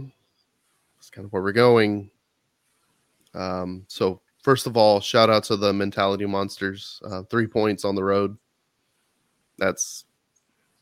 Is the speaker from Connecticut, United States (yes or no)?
no; Texas, United States; as a Texan